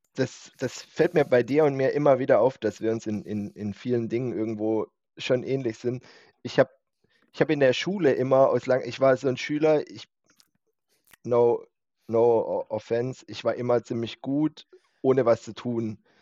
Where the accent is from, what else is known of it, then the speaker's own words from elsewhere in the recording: Winterbach, Germany; Winterbacher Junge.